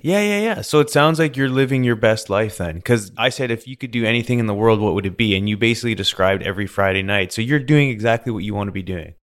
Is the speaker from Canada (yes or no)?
yes; British Columbia, Canada; accent: Canadian; moved away as an adult; also born or lived in Alberta; now in United States; growing up in Canada and B C there